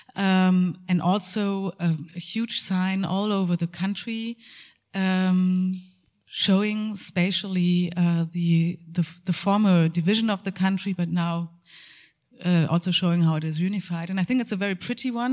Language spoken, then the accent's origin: English; Münster, North Rhine-Westphalia, Germany; my hometown in uh, Münster